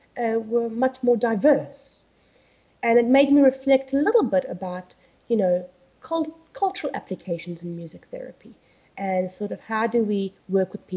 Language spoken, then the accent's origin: English; South Africa; moved away as an adult; also born or lived in United Kingdom; So I originally grew up in South Africa, as you can hear from my accent